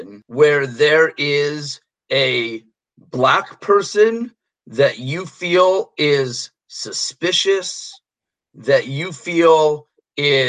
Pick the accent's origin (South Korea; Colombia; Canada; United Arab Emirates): Canada; Toronto, Ontario; I'm from Toronto. I'm from Toronto.